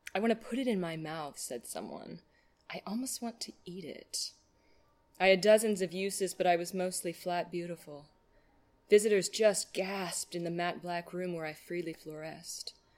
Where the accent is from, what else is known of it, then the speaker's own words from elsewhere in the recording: United States; I grew up in Hamilton County